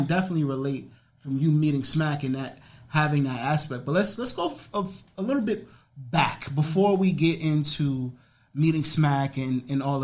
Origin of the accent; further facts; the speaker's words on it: New York City, New York, United States; I grew up in the Bronx, but my grandfather lived in Harlem